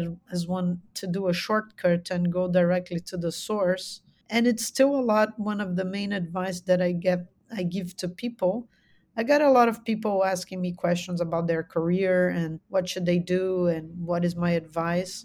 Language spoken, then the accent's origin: English; São Paulo, Brazil; I am from São Paulo. São Paulo is a huge megalopolis. And so I've been kind of a very urban creature.